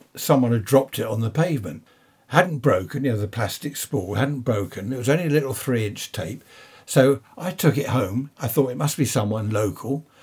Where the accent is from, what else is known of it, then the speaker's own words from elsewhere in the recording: United Kingdom; Being British